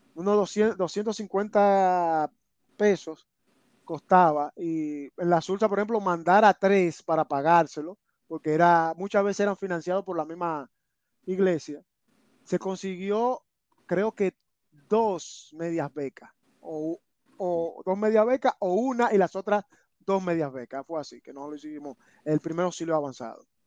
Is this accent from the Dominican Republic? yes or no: yes; Santo Domingo, Distrito Nacional, Dominican Republic; moved away; yo nací eh, en Santo Domingo, en la capital de Santo Domingo. Exactamente en el sector, muy ligado a la Sursa, en el sector de Capotillo.